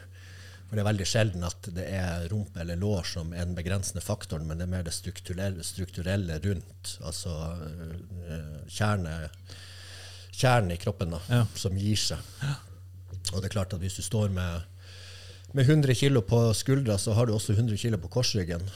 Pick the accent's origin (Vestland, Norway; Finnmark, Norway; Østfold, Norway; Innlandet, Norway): Finnmark, Norway; Kirkenes; jeg vokste opp der jeg gjorde